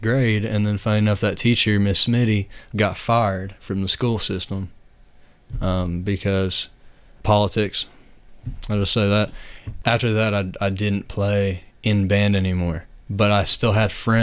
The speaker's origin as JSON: {"language": "English", "region": "East Tennessee", "country": "United States", "tie": "born or raised there", "moved": "as an adult", "lives_now": "Louisville, United States", "said": "I grew up in East Tennessee. And I've been here for about 5 years now."}